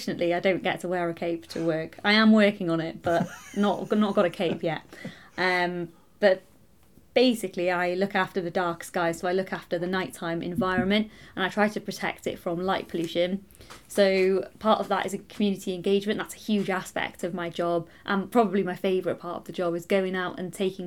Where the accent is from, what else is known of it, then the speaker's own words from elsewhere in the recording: Anglesey, Wales, United Kingdom; also born or lived in Manchester; So originally I was born in Manchester, in Greater Manchester, and my parents moved us over to Anglesey when I was 7 years old